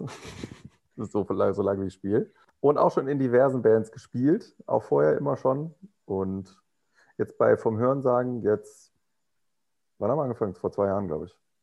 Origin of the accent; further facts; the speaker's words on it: Rhineland, Germany; moved away; ich komme aus dem Rheinland.